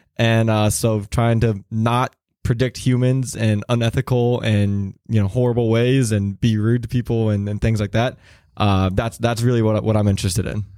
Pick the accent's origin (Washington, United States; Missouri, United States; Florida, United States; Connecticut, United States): Missouri, United States; moved away as an adult; I'm a kid from Missouri who scoops ice cream and, you know, works on the family farm